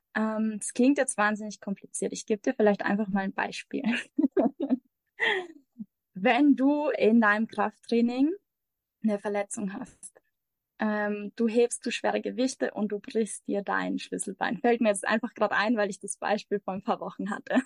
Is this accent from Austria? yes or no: yes; Austria; moved away as an adult; also born or lived in Mexico; Ich komme aus Österreich, bin aber seit ungefähr anderthalb Jahren in der Welt unterwegs